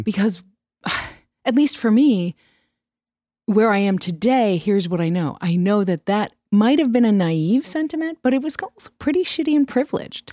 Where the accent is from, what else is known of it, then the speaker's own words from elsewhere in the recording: New York, United States; I grew up in New York